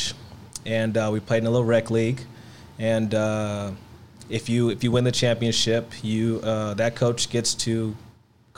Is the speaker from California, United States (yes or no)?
yes; Los Angeles, California, United States; I'm from Los Angeles. Well, the Valley